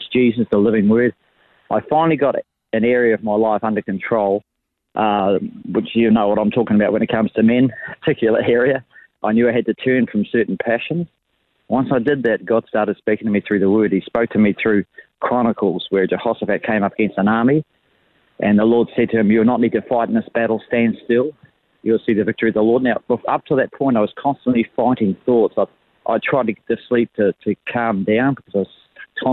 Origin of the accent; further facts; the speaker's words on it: Levin, Manawatū-Whanganui, New Zealand; moved away as an adult; now in Australia; I was born in Levin, New Zealand. And we emigrated to Australia when I was about 30 years old for a new life. But I was born and raised in Levin